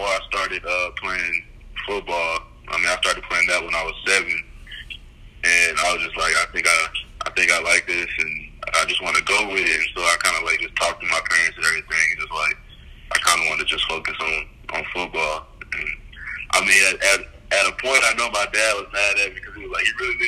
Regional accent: Nacogdoches, Texas, United States; moved away; I'm from Nacogdoches, so it's like a small town

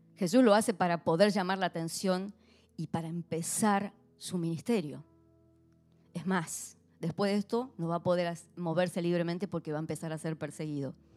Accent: Argentina; como argentina

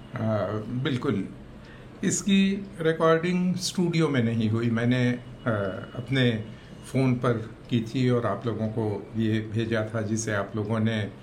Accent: Akaltara, Chhattisgarh, India; हमारा गांव अकलतरा सिनेमचियों का गांव कहा जा सकता है

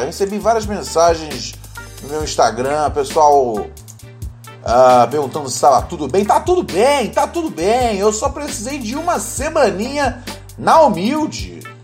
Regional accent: Brazil; Quem nunca foi criança brasileira, hein, meus amigos? Eu sei que eu fui.

